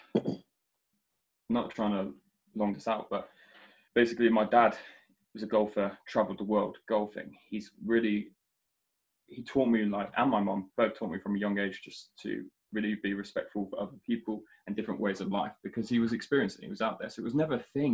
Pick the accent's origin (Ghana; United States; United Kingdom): United Kingdom; Shropshire, West Midlands; growing up in Shropshire